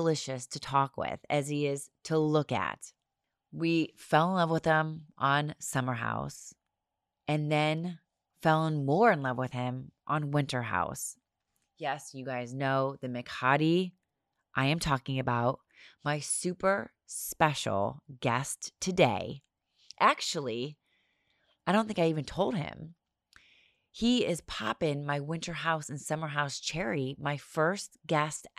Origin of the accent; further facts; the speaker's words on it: Ohio, United States; I'm from Ohio